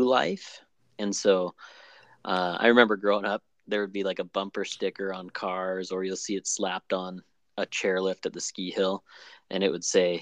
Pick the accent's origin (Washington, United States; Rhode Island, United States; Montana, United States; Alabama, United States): Montana, United States; Flathead Valley; also born or lived in Minnesota; the landscape I grew up with in the Flathead Valley